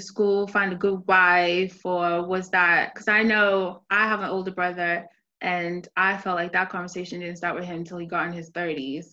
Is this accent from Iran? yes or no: no; Nigeria; I'm Nigerian from the Igbo culture